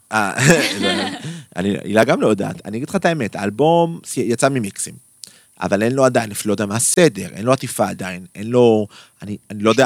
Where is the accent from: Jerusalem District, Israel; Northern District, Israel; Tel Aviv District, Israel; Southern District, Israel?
Tel Aviv District, Israel; Tel Aviv; אני ילד מצפון תל אביב